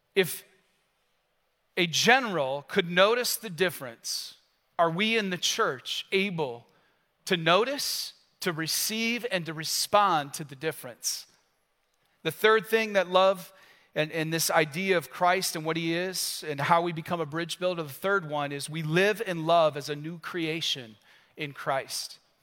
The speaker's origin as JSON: {"language": "English", "country": "United States", "said": "carrying who I am as an American"}